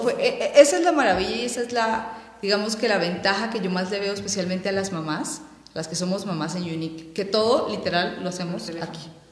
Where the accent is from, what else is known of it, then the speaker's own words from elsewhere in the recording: Colombia; moved away; yo soy colombiana